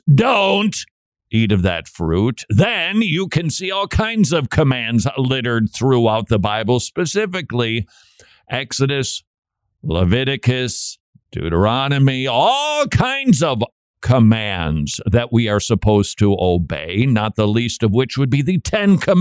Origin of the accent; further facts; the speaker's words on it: Minnesota, United States; my home state of Minnesota.